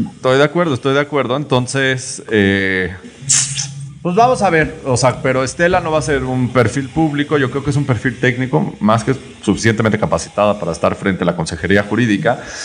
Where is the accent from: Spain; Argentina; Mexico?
Mexico; Yucatán; yo como un yucateco, o sea, como yucateco